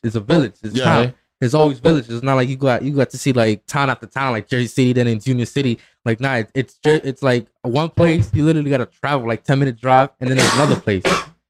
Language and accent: English; Mexico; now in United States; I'm from Mexico, you know. Shout out to Mexico, you know. That's where I'm from.